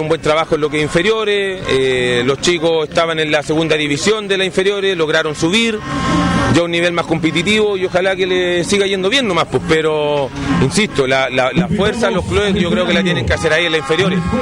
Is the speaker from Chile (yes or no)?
yes; Chile; somos nosotros como, como, como chilenos